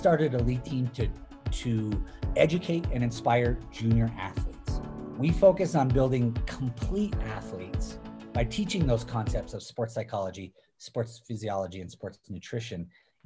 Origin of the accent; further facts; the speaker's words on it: Middlebury, Vermont, United States; I grew up on basically the slopes of Vermont. Born and raised in Middlebury